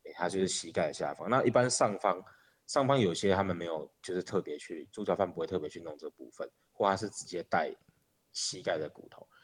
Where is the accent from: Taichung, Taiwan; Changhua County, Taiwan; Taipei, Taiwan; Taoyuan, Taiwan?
Changhua County, Taiwan; Changhua City; 在彰化长大的时候